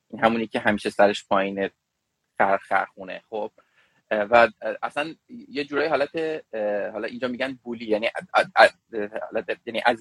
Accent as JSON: {"language": "Persian", "town": "Tehran", "country": "Iran", "tie": "born there", "also_born_or_lived": "Shiraz / Kerman", "said": "من تو تهران متولد شدم مثل این چیزا هست در سال 1364 در, در خانواده فلان فلان متولد شدم دوران کودکی را تو تهران متولد شدم"}